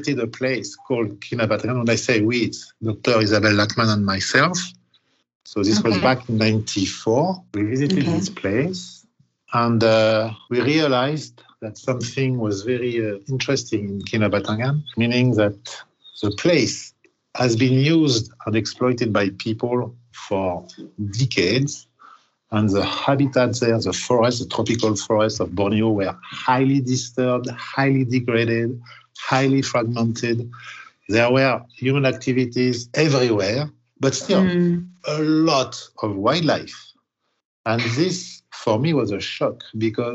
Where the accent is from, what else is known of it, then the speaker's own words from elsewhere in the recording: Paris, Île-de-France, France; moved away; I am originally from Paris, actually the suburb.